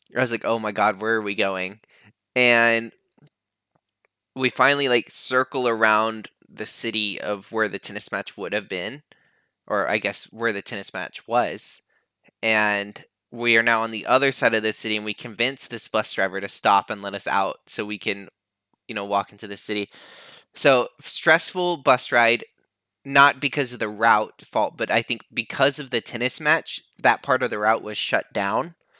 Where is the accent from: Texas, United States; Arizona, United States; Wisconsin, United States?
Texas, United States; accent: Southern; moved away; it just felt like home growing up in Texas